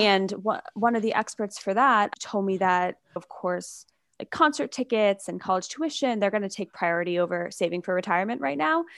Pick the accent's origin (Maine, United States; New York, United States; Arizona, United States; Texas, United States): New York, United States; also born or lived in Michigan / San Francisco; I grew up in New York, I went to college in Michigan, but then I moved out to San Francisco